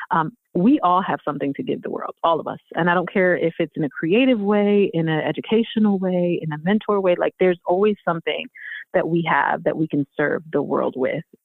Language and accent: English; Houston, Texas, United States; now in Philadelphia, United States; I've been in Philly for most of my life. I wasn't born in Philly though. I'm from Houston. I was born in Houston.